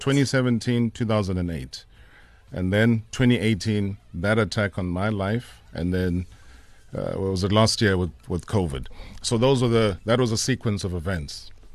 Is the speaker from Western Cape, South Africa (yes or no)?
no; Vryheid, KwaZulu-Natal, South Africa; also born or lived in Emondlo; in Vryheid, it was, was basically where I was born.